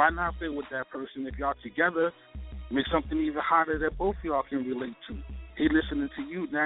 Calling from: Baltimore, Maryland, United States; I'm calling from Baltimore, Maryland, East Side Representative.

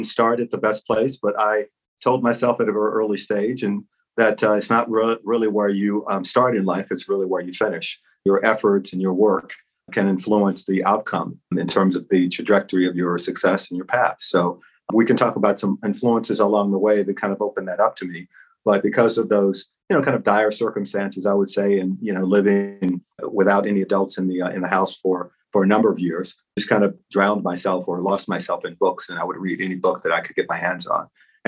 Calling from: New York, United States; I'm calling in from New York.

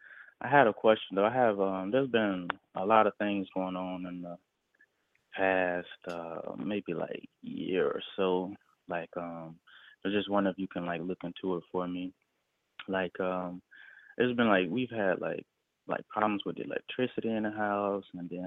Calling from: Tampa, Florida, United States; I'm calling there from Florida.

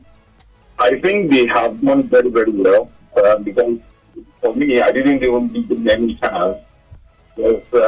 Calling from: Lagos, Nigeria; I'm calling from Lagos.

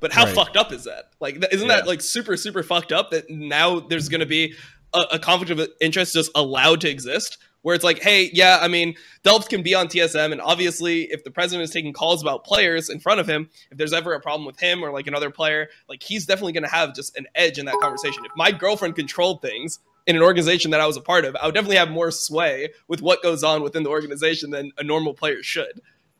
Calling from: Santa Monica, California, United States; I'm calling from Santa Monica.

